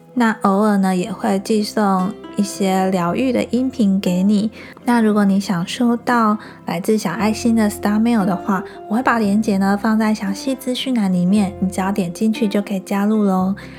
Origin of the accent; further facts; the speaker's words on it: Changhua County, Taiwan; moved away as an adult; also born or lived in Pingtung; now in Kaohsiung, Taiwan; 因为我是从彰化嫁到屏东嘛，那我现在住高雄。